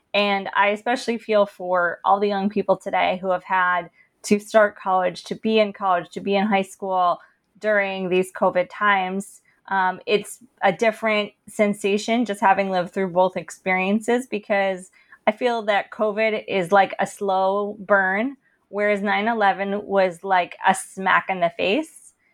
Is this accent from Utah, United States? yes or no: no; Princeton, New Jersey, United States; growing up in Princeton and attending elite colleges